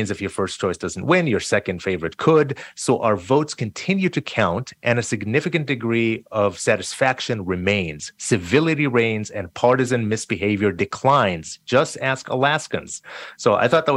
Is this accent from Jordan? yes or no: yes; Jordan; also born or lived in New York / Delaware; now in Seattle, United States; I'm Palestinian, but I was born and raised in Jordan